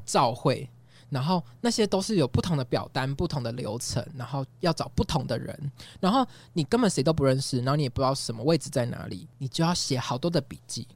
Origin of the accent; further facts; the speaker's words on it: southern Taiwan, Taiwan; moved away as an adult; now in Taipei, Taiwan; 我是南部人